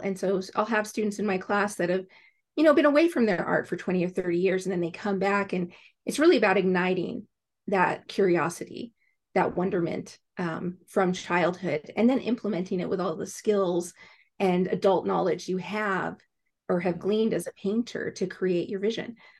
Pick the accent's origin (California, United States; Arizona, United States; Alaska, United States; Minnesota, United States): Alaska, United States; I grew up in Alaska